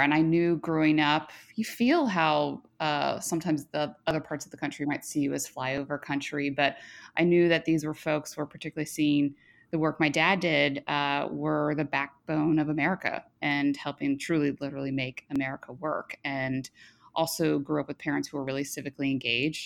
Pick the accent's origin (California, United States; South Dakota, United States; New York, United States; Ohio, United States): Ohio, United States; Cincinnati; moved away as an adult; now in Washington, D.C., United States; I grew up in the Midwest, the Queen City